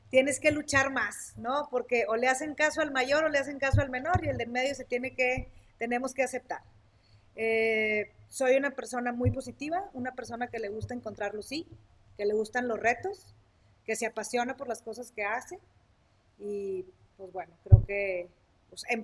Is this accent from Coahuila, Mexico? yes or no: yes; Sabinas, Coahuila, Mexico; soy de Sabina Coahuila, soy originaria de Sabina Coahuila.